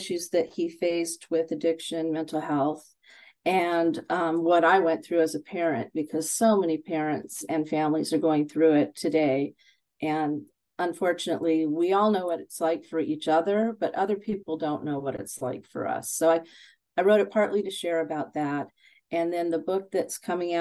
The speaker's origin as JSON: {"language": "English", "region": "California", "country": "United States", "tie": "born or raised there", "said": "I'm born and raised in California"}